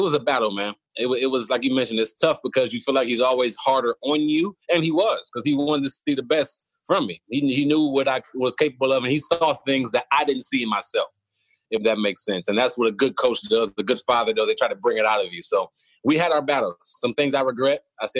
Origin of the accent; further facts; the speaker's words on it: Cleveland, Ohio, United States; moved away as an adult; also born or lived in Kent, Ohio; now in Houston, United States; Born and raised in Cleveland, and my dad was my high school coach